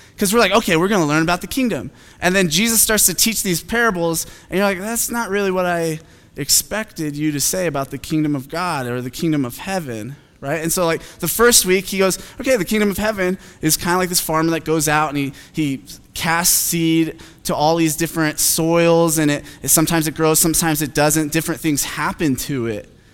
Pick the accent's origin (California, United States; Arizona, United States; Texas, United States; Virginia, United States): Arizona, United States; Phoenix; I'm from Phoenix